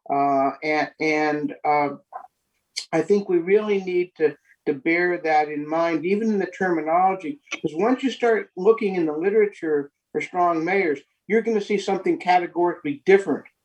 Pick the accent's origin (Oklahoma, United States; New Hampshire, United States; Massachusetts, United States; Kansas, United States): Kansas, United States; Lawrence; i come from the Lawrence from one of the neighborhoods. Uh, I don't think I represent Old West Lawrence, or, but I come from a neighborhood perspective.